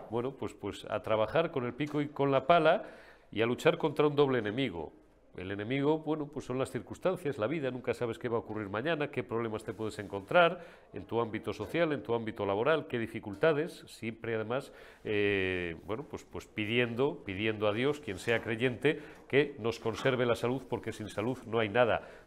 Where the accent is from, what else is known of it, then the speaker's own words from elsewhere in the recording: Spain; Así es, somos, somos españoles.